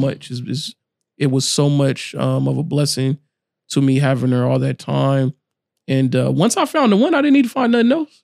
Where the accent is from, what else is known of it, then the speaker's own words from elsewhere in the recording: Fresno, California, United States; grew up here in Fresno, been here my whole life